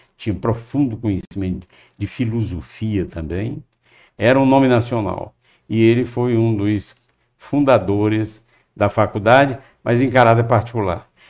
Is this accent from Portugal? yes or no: no; Fortaleza, Ceará, Brazil; Eu nasci em Fortaleza, é, sou filho de um casal também de Fortaleza